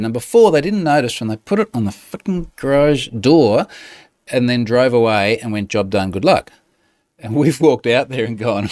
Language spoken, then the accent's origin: English; Australia; I'm Australian